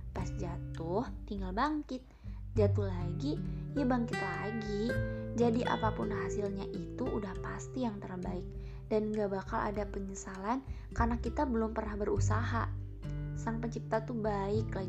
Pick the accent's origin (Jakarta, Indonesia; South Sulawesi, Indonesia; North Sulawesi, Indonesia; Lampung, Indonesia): Lampung, Indonesia; Bandar Lampung; born there; lahir di Bandar Lampung 15 November 2002.